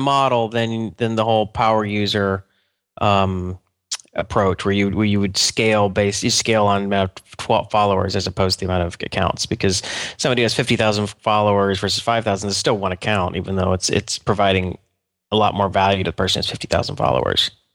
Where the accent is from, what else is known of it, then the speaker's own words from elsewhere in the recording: Atlanta, Georgia, United States; I'm from Atlanta, which is pretty humid